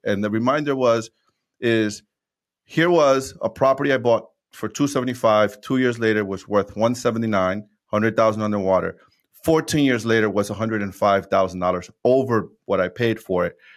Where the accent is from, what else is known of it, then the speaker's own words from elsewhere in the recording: New York City, New York, United States; also born or lived in Dominican Republic; born and raised in New York City.